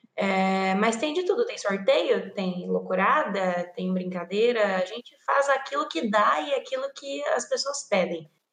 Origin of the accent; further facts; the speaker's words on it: interior of São Paulo, Brazil; moved away as an adult; now in Rio Grande do Sul, Brazil; Eu não sou gaúcha, eu vim do interior de São Paulo, mas eu moro aqui no Rio Grande do Sul já fazem dois anos